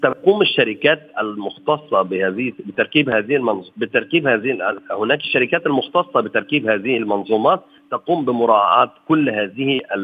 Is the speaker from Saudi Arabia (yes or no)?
no; Egypt